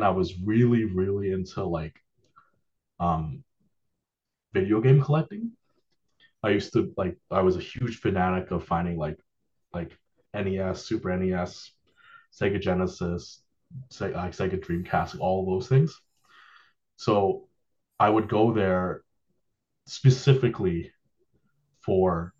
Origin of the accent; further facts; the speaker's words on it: Toronto, Ontario, Canada; moved away as an adult; when I was a kid, so I grew up in Toronto. I moved here about 10 years ago.